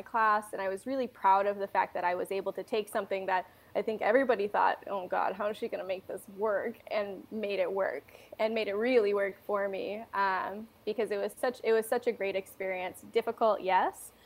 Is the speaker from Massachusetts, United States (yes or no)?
yes; Massachusetts, United States; moved away as an adult; also born or lived in Denver, Colorado / London; I'm from Massachusetts and was going to school in Denver, Colorado